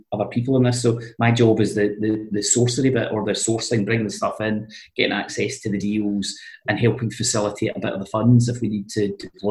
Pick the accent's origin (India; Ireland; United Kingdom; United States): United Kingdom; East Kilbride, Scotland; I grew up in East Kilbride